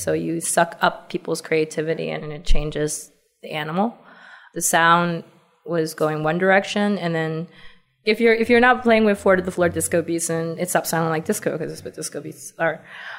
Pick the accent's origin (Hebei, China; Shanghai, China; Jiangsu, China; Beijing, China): Beijing, China; accent: Valley Girl; We are from Beijing. You might hear me with a funny Valley Girl accent because I went to school in California briefly.